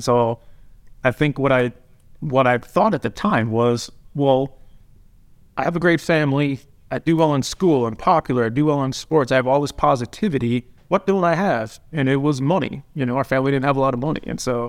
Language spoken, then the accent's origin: English; Minnesota, United States; So I grew up in a small town, like 3,000 people, South Central Minnesota.